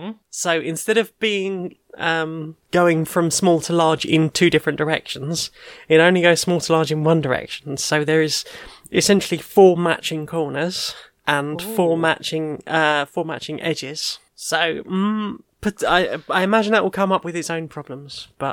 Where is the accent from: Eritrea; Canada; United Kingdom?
United Kingdom; London; Because I'm originally from South London, so I do have a lot of that in me. It's only voice training that's made me slightly sound a bit too posh.